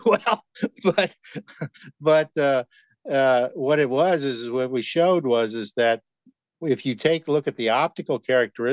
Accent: Kansas, United States; I grew up in Kansas

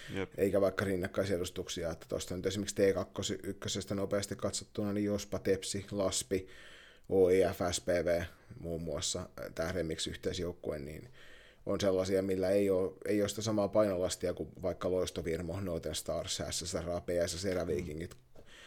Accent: Kirkkonummi, Uusimaa, Finland; moved away; tässä on joku kirkkonummi-yhteys vanhan kotikuntani kautta

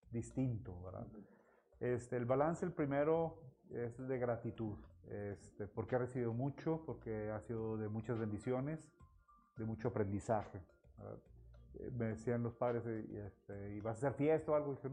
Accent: Mexico; como buenos mexicanos que somos

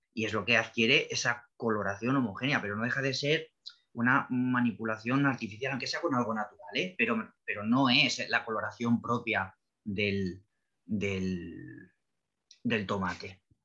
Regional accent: Spain; aquí en España

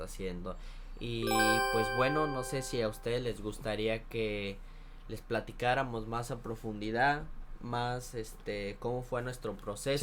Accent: Celaya, Guanajuato, Mexico; moved away as an adult; now in Dublin, Ireland; yo soy de Celaya, Celaya, Guanajuato

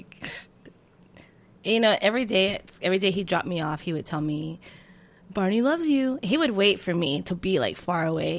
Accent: San Diego, California, United States; also born or lived in Tucson, Arizona; I grew up in San Diego.

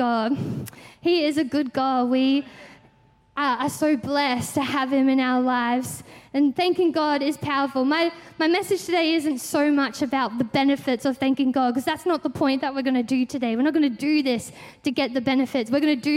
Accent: Victoria, Australia; we're from Victoria

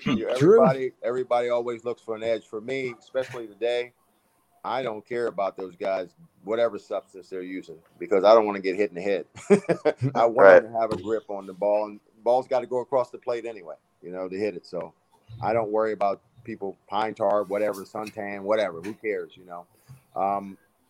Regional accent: Washington, District of Columbia, United States; moved away; also born or lived in Maryland; I'm from the Washington, D.C. area. Then we moved to Maryland.

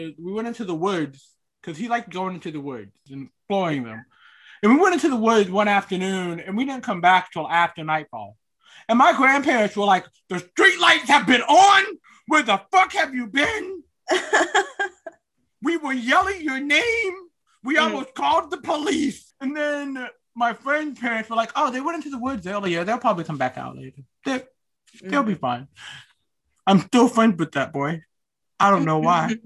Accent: Knightdale / Wendell area, North Carolina, United States; born or raised there

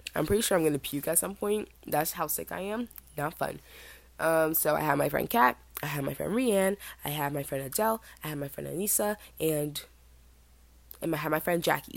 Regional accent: Jamaica; I am Jamaican

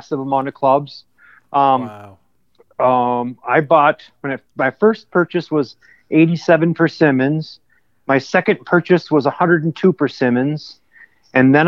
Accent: Austin, Minnesota, United States; also born or lived in Clear Lake, Minnesota; dead center of Minnesota is a small town called Austin, Minnesota. That's my hometown.

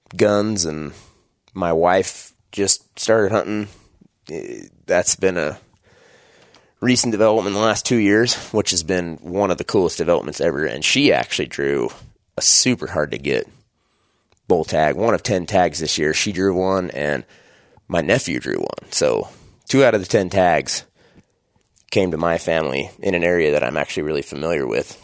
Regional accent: just outside Idaho Falls, United States; I am born and raised in Idaho. Uh, just outside Idaho Falls, Idaho is where I grew up

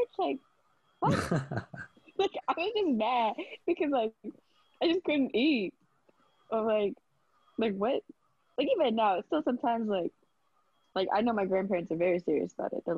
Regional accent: United States; first language Vietnamese; English is a second language; I was born in America, but I was, like, a fob. Like, I didn't really know English like

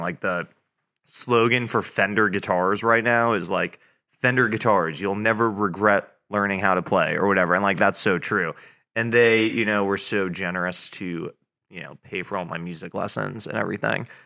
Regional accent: Hastings-on-Hudson, New York, United States; moved away as an adult; also born or lived in Boston; now in Nashville, United States; I grew up in New York, just outside of New York City. So I grew up in Westchester, New York, which is a suburb

